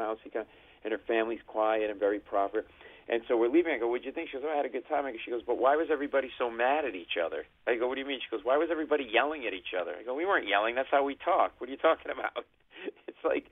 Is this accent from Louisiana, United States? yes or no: no; Providence, Rhode Island, United States; moved away as an adult; now in New York, United States; I grew up in Providence, Rhode Island